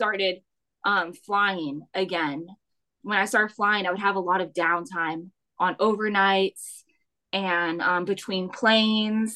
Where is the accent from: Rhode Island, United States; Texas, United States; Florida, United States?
Florida, United States; moved away as an adult; also born or lived in Miami, Florida; now in South Carolina, United States; I grew up in Florida and we moved to South Carolina in 2021